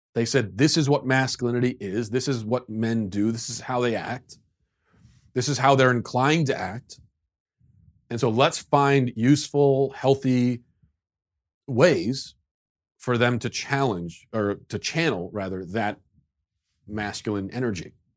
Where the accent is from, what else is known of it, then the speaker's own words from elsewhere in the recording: United States; as an American